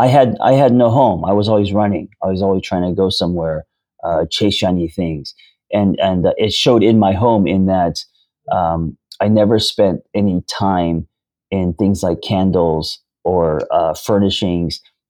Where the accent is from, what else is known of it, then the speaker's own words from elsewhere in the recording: Hollywood, California, United States; So me growing up in Hollywood and pursuing screenwriting for most of my 20s and 30s, I was pseudo, right?